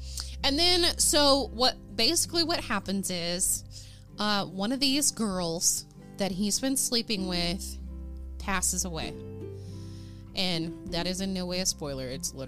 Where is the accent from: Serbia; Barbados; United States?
United States; Oklahoma; I'm from Oklahoma.